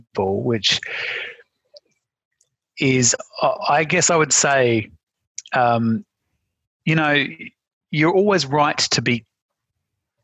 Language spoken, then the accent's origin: English; Melbourne, Victoria, Australia; moved away as an adult; also born or lived in France / Europe / New Zealand; I grew up mostly in Melbourne. My family's mostly French.